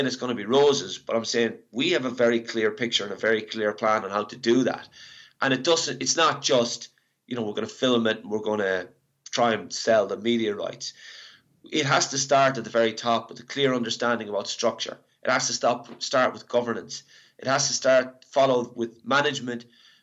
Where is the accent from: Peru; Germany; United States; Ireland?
Ireland; moved away; I'm Irish